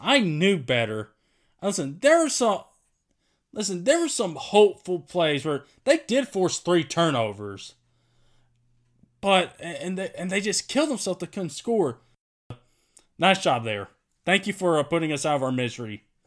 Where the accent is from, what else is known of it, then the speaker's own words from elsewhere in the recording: Martin, Tennessee, United States; I was born in Martin, Tennessee